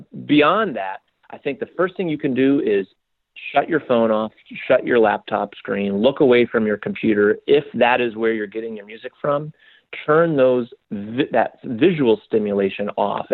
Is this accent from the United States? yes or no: yes; Spokane, Washington, United States; now in New York, United States; Spokane, which is my hometown